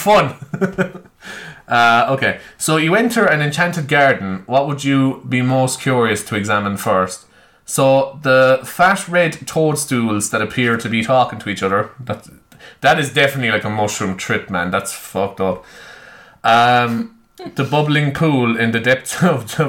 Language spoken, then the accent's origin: English; Ireland; I'm Irish. I'm very patriotic